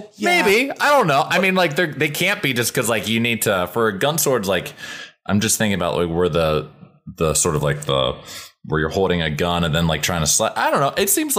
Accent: Columbus, Ohio, United States; now in Los Angeles, United States; I'm from Ohio originally.

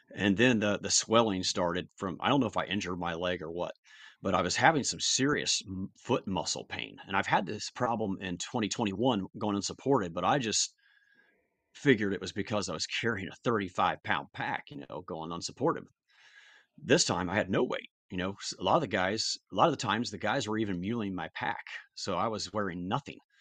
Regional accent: Columbus, United States; born or raised there

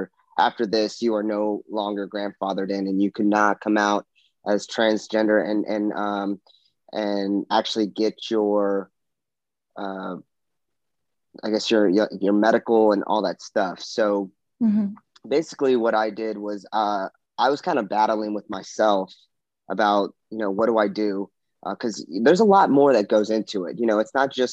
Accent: Harlingen, Texas, United States; also born or lived in San Antonio, Texas / Lemoore, California; now in New Orleans, United States; I was born in Harlingen, Texas. It's down kind of by the border of Mexico, and went to, you know, grew up there, moved to San Antonio.

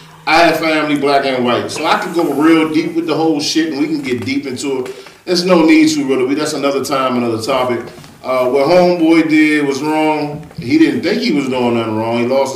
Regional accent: Spartanburg, United States; also born or lived in Hinesville; I grew up in Spartanburg, I grew up in Hinesville, I love Laurel.

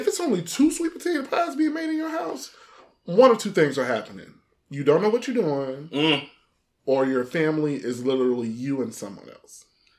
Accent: Chicago, Illinois, United States; I'm from Chicago, Midwest best. We got that southern shit going on.

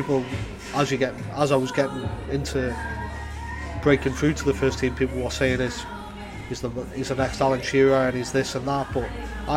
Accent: Newcastle upon Tyne, North East England, United Kingdom; born or raised there; moved away as an adult; now in Amsterdam, Netherlands

